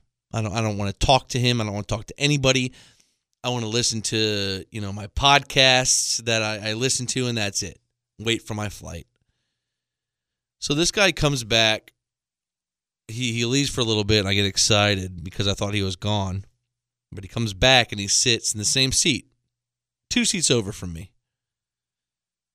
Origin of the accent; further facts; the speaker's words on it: Tampa, Florida, United States; I'm from Tampa